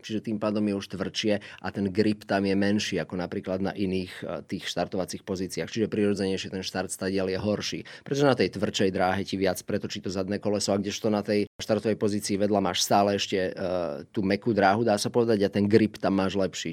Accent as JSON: {"language": "Slovak", "town": "Žarnovica", "region": "Banská Bystrica Region", "country": "Slovakia", "tie": "born or raised there", "said": "Pochádzam z mesta e, Žarnovica, čiže e, pochádzam zo stredného Slovenska"}